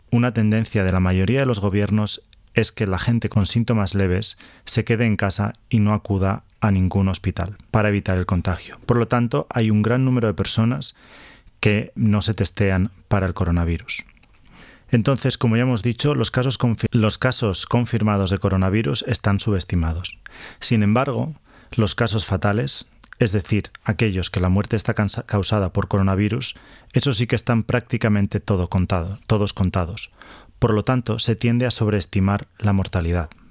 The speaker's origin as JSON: {"language": "Spanish", "town": "Valladolid", "region": "Castile and León", "country": "Spain", "tie": "born or raised there", "also_born_or_lived": "Barcelona / Sweden", "moved": "as an adult", "lives_now": "Australia", "said": "soy originario de Valladolid"}